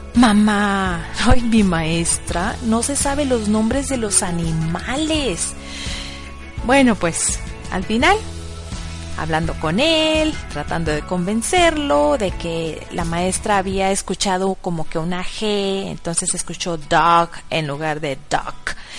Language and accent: Spanish; Monterrey, Nuevo León, Mexico; first language Spanish; moved away as an adult; now in Bad Neustadt, Germany; yo soy mexicana, de padres mexicanos. Nací en el meritito Monterrey y en casa siempre se habló español o castellano